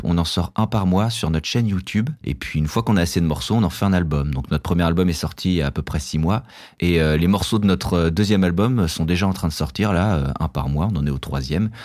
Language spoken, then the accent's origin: French; Paris, Île-de-France, France; On vient de Paris, mais on joue partout dans toute la France